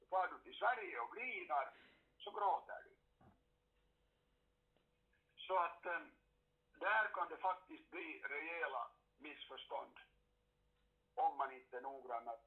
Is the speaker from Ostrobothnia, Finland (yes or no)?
no; Karis, Uusimaa, Finland; Jag kommer ju själv från Karis, eller kommer och kommer, men, men gick i skola där.